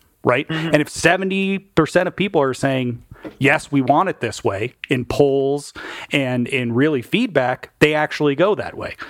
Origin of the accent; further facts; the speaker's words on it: United States; I'm still an American, right?